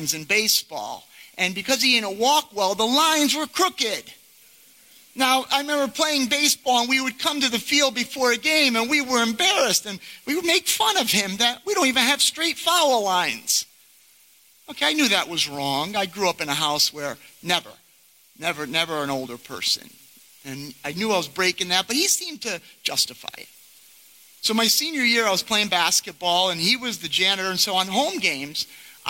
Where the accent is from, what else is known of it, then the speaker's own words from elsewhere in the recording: Rotterdam, New York, United States; I was born in Rotterdam, I had three brothers, attended Chalmont schools